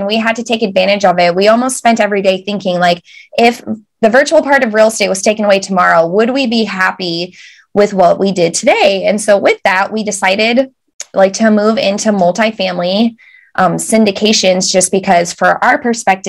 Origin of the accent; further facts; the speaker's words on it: United States; moved away as an adult; now in United Kingdom; So we are very American